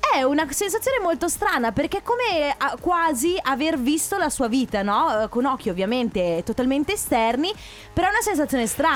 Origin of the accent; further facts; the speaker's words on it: Sicily, Italy; now in Veneto, Italy; io sono nata in Sicilia